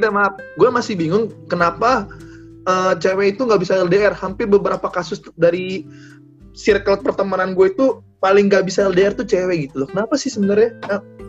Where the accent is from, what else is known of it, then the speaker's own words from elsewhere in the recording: Padang, West Sumatra, Indonesia; now in Manado, Indonesia; orang Padang, kayak gua